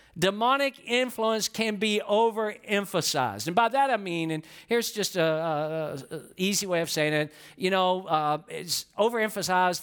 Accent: Georgia, United States; I'm from Georgia

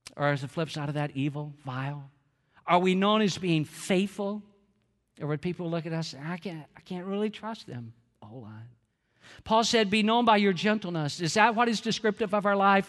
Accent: Georgia, United States; I'm from Georgia

